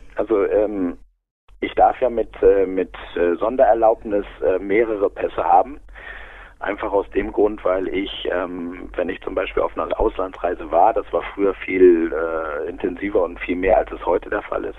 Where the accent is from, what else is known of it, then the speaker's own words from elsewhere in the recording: Aurich, Lower Saxony, Germany; now in Munich, Germany; ich bin ja aus, aus Norddeutschland, ich bin aus Friese, also eigentlich ein Küstenkind.